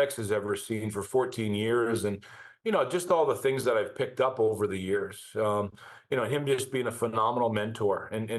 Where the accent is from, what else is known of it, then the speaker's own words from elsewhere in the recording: Burnaby, British Columbia, Canada; now in Denver, United States; growing up in Burnaby, British Columbia